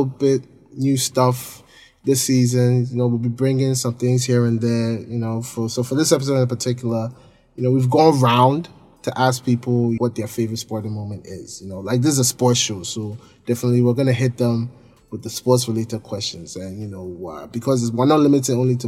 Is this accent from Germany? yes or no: no; Ghana; we're all Ghanaian